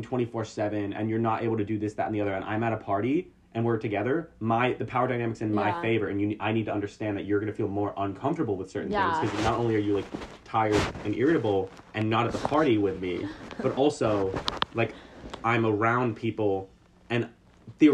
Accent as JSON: {"language": "English", "region": "Texas", "country": "United States", "moved": "yes", "lives_now": "Los Angeles, United States", "said": "I'm literally from Texas"}